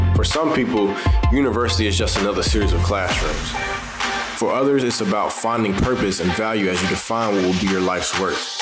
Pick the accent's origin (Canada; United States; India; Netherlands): United States; Boston, Massachusetts; moved away; I'm from Boston